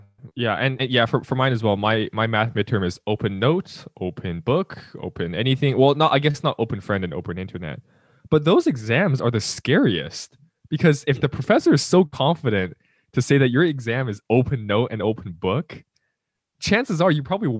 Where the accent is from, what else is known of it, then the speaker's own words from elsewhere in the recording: California, United States; also born or lived in Utah; I was born in Utah, moved to California, and then moved to multiple places in California.